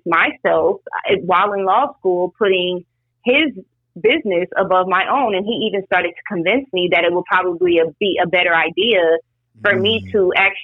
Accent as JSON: {"language": "English", "region": "Louisiana", "country": "United States", "also_born_or_lived": "Atlanta, Georgia / Tallahassee, Florida", "said": "I am from Campy, Louisiana"}